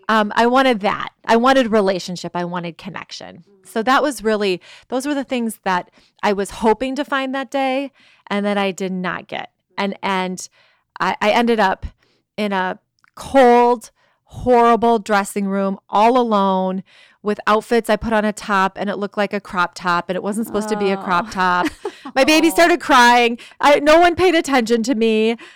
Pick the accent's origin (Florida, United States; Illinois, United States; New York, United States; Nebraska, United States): Illinois, United States; Chicago; moved away; also born or lived in California; From, yeah, I'm from Chicago in the Midwest